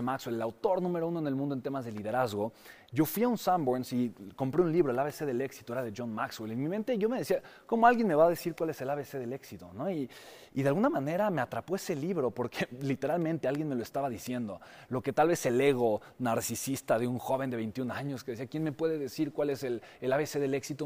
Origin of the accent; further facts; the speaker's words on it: Mexico; mi país, México